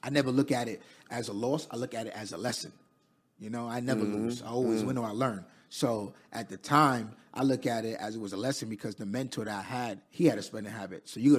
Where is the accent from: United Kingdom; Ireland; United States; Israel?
United States; Queens, New York; I'm from Queens, New York. Raised in Queens. I'm currently 29 at the time right now.